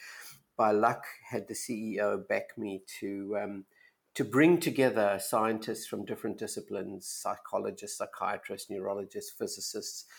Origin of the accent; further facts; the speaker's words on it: South Africa; moved away; I was born in South Africa and went to a wonderful university there called University of Witwatersrand